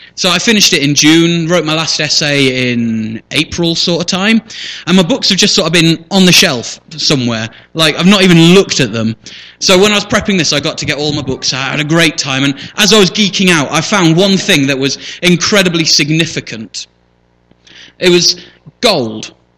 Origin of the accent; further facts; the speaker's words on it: Shipston-on-Stour, West Midlands, United Kingdom; also born or lived in Leamington Spa; born right here in Royal Leamington Spa, grew up on a farm outside on the far side of Ships Stour.